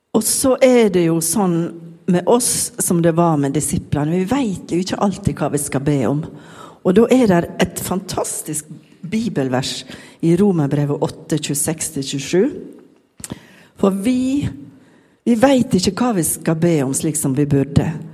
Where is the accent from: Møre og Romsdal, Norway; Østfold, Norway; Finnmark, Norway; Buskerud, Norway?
Møre og Romsdal, Norway; Sunnmøre; accent: Sunnmøre dialect; hvis dere syns jeg snakker rart, så er det bare fordi jeg er sunnmøring